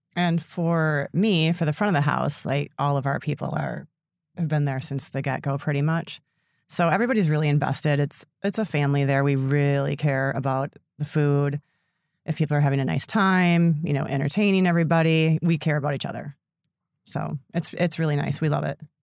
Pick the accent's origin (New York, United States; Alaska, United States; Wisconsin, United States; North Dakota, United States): Wisconsin, United States; Sister Bay; I grew up in Sister Bay, so I've been working in restaurants.